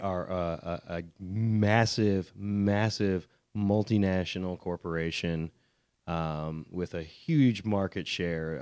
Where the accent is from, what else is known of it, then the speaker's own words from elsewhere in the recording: outside Chicago, Illinois, United States; also born or lived in Washington, D.C.; I'm born in D C, but I grew up outside Chicago